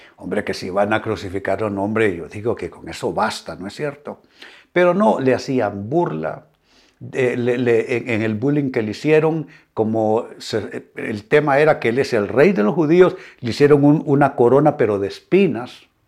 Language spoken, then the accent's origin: Spanish; Honduras; Honduras, mi país